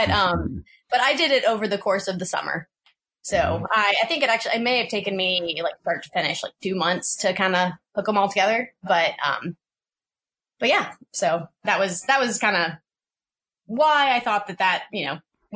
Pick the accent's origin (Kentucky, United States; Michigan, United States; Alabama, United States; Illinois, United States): Alabama, United States; moved away as an adult; now in Seattle, United States; originally I'm from Alabama where we have hills